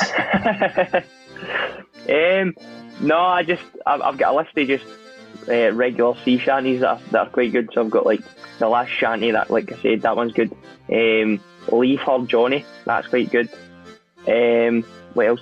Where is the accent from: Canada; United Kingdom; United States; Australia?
United Kingdom; Scotland; I'm Scottish